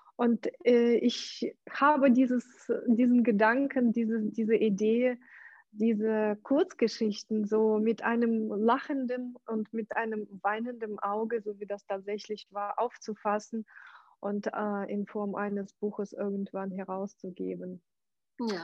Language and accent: German; Ukraine; German is a second language; moved away as an adult; now in Germany; also geboren bin ich in der Ukraine.